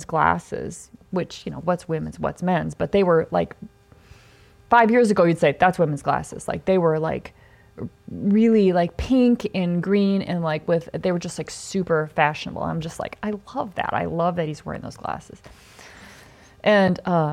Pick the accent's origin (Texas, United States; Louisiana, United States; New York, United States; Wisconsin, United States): Wisconsin, United States; Mount Horeb; moved away; I'm like, Mount Horeb